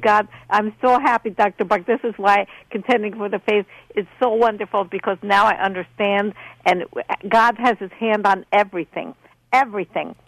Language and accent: English; Poland; English is a second language; moved away; I learned how to speak English. I'm from Poland.